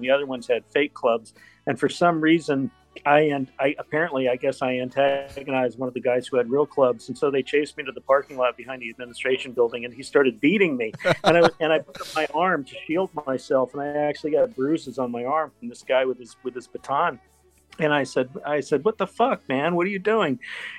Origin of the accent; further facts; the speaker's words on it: Dallas, Texas, United States; Well, I mean, we could take it back to Dallas, which is my hometown. And I was living in Dallas when Oliver Stone was shooting it.